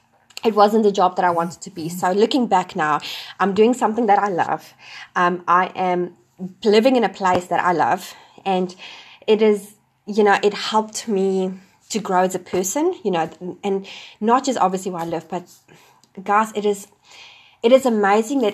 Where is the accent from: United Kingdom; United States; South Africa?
South Africa; moved away as an adult; also born or lived in Wellington, New Zealand; now in New Zealand; I'm originally from South Africa.